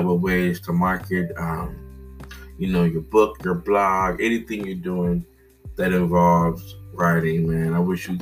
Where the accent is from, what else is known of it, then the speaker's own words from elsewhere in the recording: Cincinnati, Ohio, United States; growing up in Cincinnati, Ohio, living in a diverse area, Madisonville